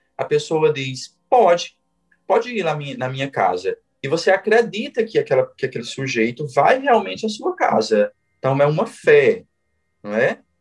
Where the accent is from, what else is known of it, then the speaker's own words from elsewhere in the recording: Junco do Seridó, Paraíba, Brazil; Eu sou nordestino, sou paraibano e sou de uma cidade chamada Junco do Seridó